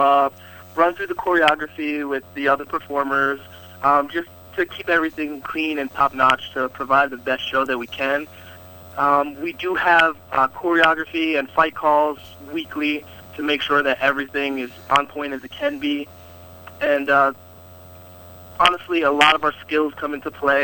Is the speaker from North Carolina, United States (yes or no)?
yes; North Carolina, United States; I was in my home state, North Carolina